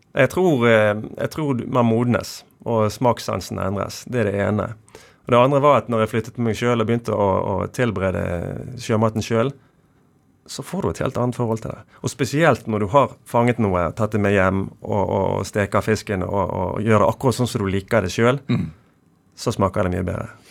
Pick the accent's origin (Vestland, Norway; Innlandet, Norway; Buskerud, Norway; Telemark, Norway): Vestland, Norway; Bergen; Nordåsvannet der jeg vokste opp